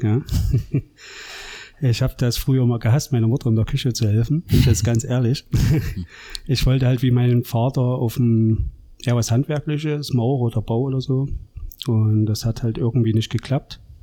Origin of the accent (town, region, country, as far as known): Gera, Thuringia, Germany; born or raised there; moved away as an adult; also born or lived in Allgäu